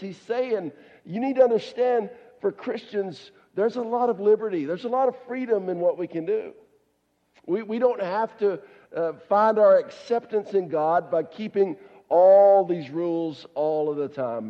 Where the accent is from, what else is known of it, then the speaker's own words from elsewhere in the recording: the South, United States; I grew up down in the South